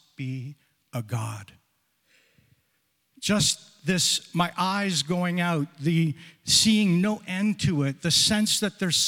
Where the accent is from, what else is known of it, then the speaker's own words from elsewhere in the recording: Sarnia, Ontario, Canada; I'm born and raised in Sarnia, Ontario